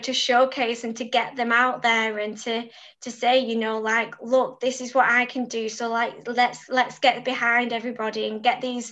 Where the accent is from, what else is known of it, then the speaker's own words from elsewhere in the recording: Preston, North West England, United Kingdom; the support I got from Preston